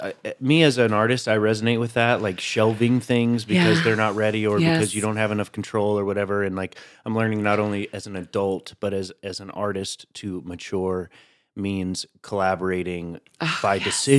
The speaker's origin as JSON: {"language": "English", "region": "Tennessee", "country": "United States", "moved": "yes", "lives_now": "New York, United States"}